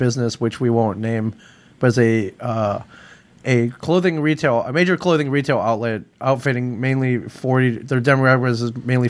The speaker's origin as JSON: {"language": "English", "region": "Michigan", "country": "United States", "said": "And I'm from Michigan."}